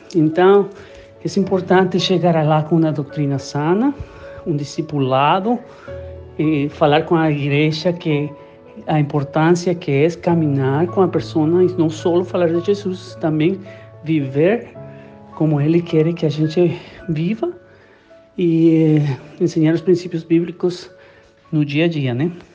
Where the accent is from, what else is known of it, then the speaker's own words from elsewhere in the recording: Guatemala; moved away; sou guatemalteco